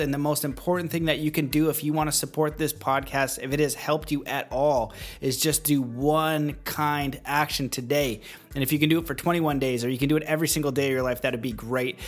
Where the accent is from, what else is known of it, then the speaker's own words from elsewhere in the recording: Canada; now in United States; I am Canadian um, and I am in America.